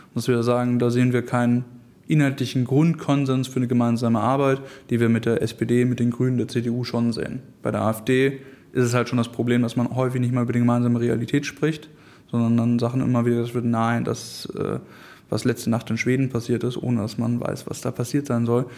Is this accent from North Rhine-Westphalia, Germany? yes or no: no; Hamburg, Germany; Ich komme aus Harburg